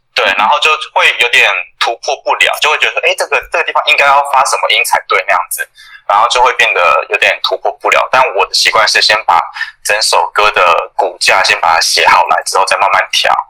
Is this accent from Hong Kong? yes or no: no; Taiwan; 他们知道我们是台湾人